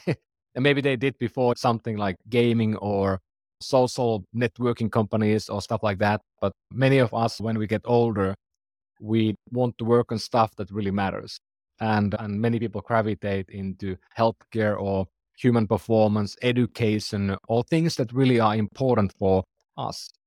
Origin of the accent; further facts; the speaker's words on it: Finland; English is a second language; I'm from Finland, for example. That's why I speak funny.